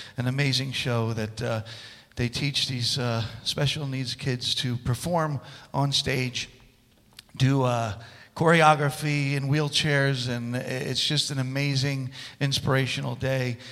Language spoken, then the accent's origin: English; New Jersey, United States; moved away; I was born in New Jersey